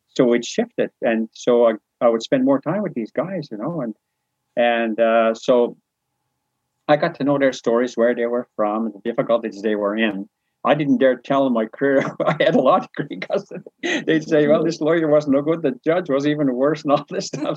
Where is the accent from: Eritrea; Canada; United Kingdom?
Canada; New Brunswick; I was from New Brunswick